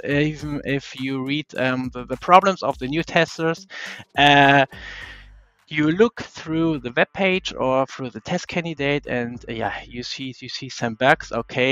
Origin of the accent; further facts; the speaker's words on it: Germany; I'm from Germany